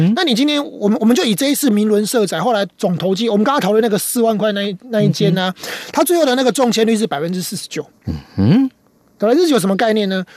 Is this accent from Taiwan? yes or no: yes; Taiwan; 我们台湾人